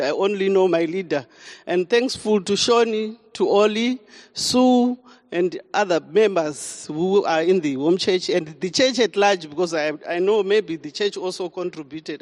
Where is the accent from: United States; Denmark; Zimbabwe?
Zimbabwe; moved away as an adult; now in South Africa; I'm from Zimbabwe and I came to South Africa in 2007